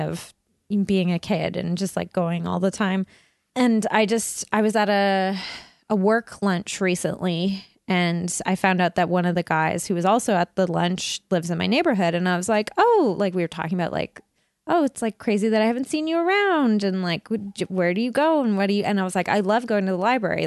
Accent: Burnaby, British Columbia, Canada; I grew up in Burnaby

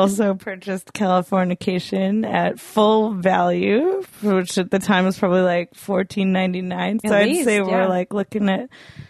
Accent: Port Coquitlam, British Columbia, Canada; I'm from Port Coquitlam. I'm the port side of that.

